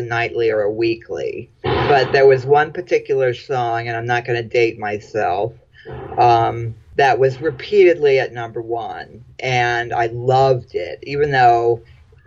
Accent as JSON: {"language": "English", "region": "Florida", "country": "United States", "tie": "born or raised there", "said": "I grew up mostly in Florida"}